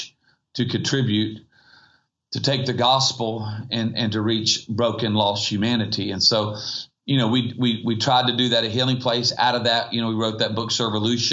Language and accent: English; Myrtle Beach, South Carolina, United States; I grew up surfing on the East Coast. And that's awesome. You know, in Myrtle Beach, South Carolina